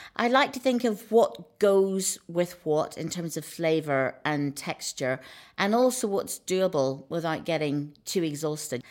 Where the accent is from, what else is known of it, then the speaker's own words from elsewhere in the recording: Northern Ireland, United Kingdom; moved away; growing up in Northern Ireland